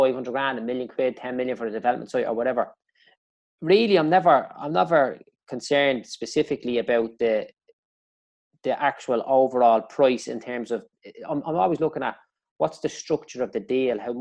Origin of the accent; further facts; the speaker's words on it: Dublin, Leinster, Ireland; I grew up in Clondalkin